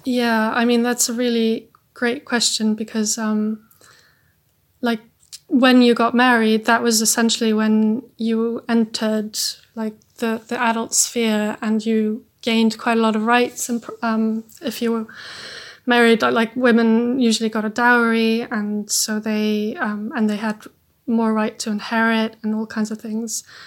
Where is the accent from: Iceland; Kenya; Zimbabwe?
Iceland; I'm from Iceland